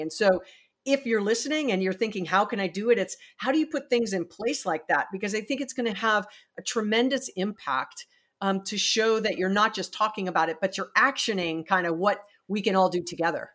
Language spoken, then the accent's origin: English; Hawaii, United States; I'm from Hawaii